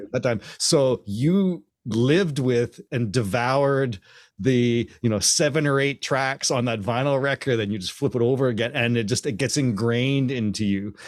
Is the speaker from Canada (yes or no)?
yes; Canada; also born or lived in Hamilton; I'm Canadian and I was a teenager and I grew up being a drummer